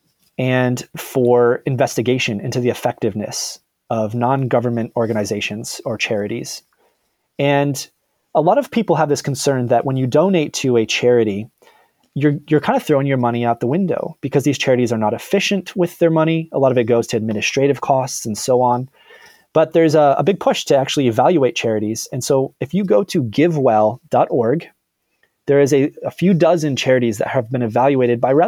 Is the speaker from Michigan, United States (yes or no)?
yes; Michigan, United States; Detroit, Michigan, so in my home state